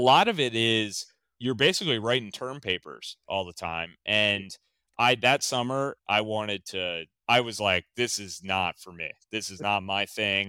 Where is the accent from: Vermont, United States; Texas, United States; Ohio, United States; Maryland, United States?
Maryland, United States; outside of Baltimore; moved away as an adult; also born or lived in western Pennsylvania; I grew up outside of Baltimore, I grew up in the country, kinda northwest of Baltimore.